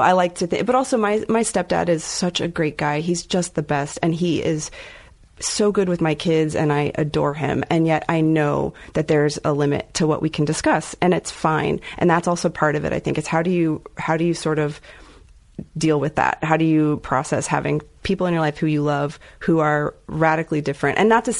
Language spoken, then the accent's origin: English; Lubbock, Texas, United States; also born or lived in Dallas; So I was in Lubbock at first. I was born in Lubbock and lived in Lubbock for a while. And then we ended up, went to high school in Dallas, a Dallas suburb.